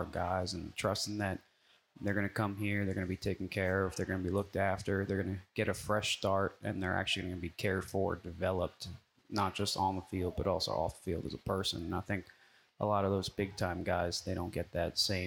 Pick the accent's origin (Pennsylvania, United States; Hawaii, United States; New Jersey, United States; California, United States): Pennsylvania, United States; Lehigh Valley; now in Lillington, United States; I'm from Lehigh Valley, Pennsylvania, about an outside of Philadelphia. And, you know, from the time I can remember, I was playing flag football when I was six